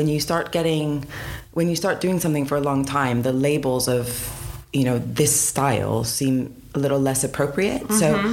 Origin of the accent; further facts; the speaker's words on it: Pittsburgh, Pennsylvania, United States; moved away as an adult; also born or lived in San Diego, California; now in United Kingdom; I am from Pittsburgh. Well, I was born in San Diego, but I grew up in Pittsburgh, and I've been in the UK since 2005